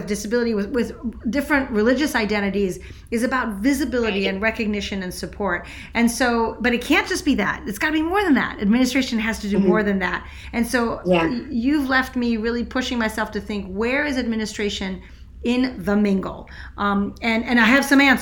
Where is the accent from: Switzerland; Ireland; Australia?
Switzerland; I grew up in Switzerland, which has seven presidents all at once